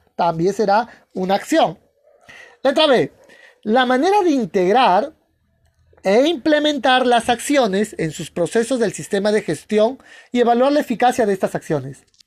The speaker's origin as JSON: {"language": "Spanish", "country": "Peru", "said": "en mi país, en Perú, se hace una vez al año"}